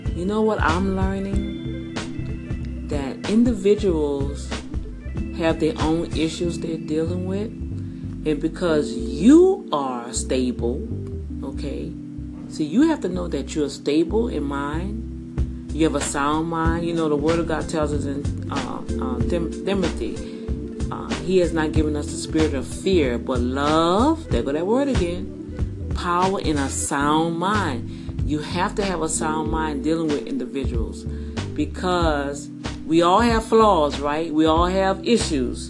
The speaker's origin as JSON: {"language": "English", "town": "New Orleans", "region": "Louisiana", "country": "United States", "moved": "yes", "lives_now": "Houston, United States", "said": "I'm from Louisiana, I'm from New Orleans, Louisiana."}